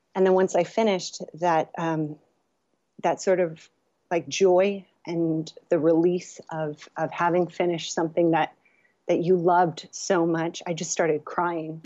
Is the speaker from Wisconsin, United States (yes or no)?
no; California, United States; also born or lived in Los Angeles; I was born here in California and, um, and then I went to U C L A. So I've been in Los Angeles area